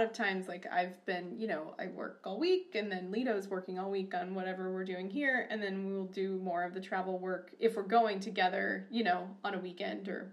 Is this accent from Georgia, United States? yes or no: yes; Atlanta, Georgia, United States; moved away as an adult; also born or lived in Whitefish, Montana; now in Missoula, United States; growing up in Atlanta